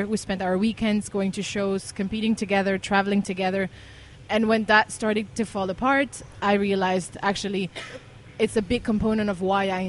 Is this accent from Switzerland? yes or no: yes; Switzerland; moved away; I come from Switzerland. I was born and raised in a small town very close to the mountains.